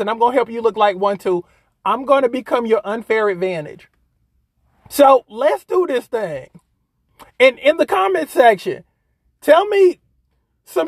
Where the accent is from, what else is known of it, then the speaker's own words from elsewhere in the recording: South Carolina, United States; It's in my home state